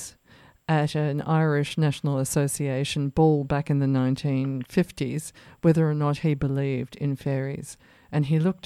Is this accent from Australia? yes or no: yes; Australia; I grew up here in Australia